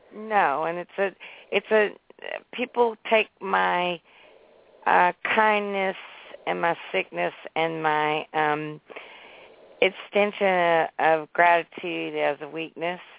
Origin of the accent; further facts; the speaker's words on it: Nashville, Tennessee, United States; also born or lived in Boston; but I've been here since I was six years old